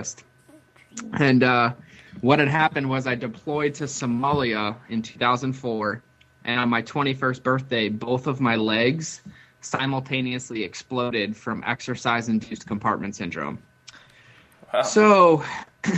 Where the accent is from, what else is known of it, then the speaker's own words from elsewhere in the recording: Boston, Massachusetts, United States; most of my life, I grew up in Boston, Massachusetts